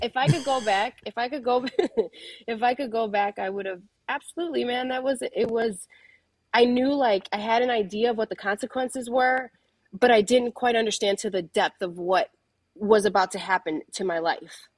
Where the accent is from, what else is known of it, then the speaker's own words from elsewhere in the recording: Chicago, Illinois, United States; I come from, uh, Pilsen. I'm from Chicago